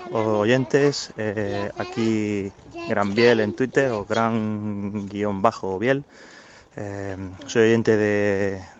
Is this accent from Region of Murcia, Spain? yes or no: yes; Cartagena, Region of Murcia, Spain; now in Murcia, Spain; yo soy, soy de Cartagena y, soy del Cartagena.